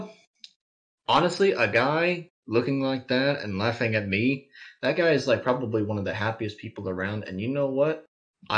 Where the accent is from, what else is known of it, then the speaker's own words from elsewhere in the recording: Kentucky, United States; I'm from Kentucky